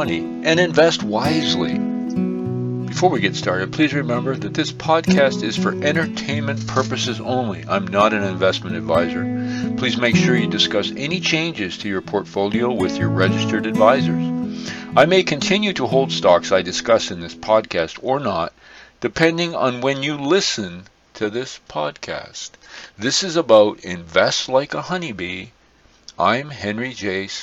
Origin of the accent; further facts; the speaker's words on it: Blenheim, Ontario, Canada; I took a look at my hometown here in Blenheim, Ontario, Canada